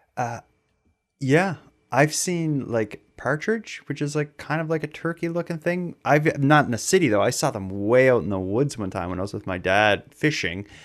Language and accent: English; Sydney, Nova Scotia, Canada; I grew up in Sydney in Cape Breton